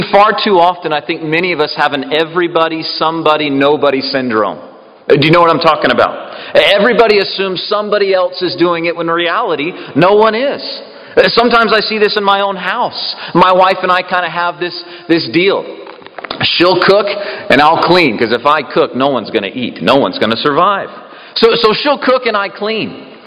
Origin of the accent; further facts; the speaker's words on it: the South, United States; I'm from the South